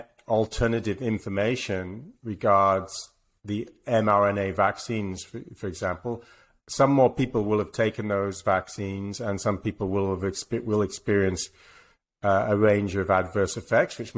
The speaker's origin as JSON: {"language": "English", "region": "England", "country": "United Kingdom", "moved": "yes", "said": "I'm English"}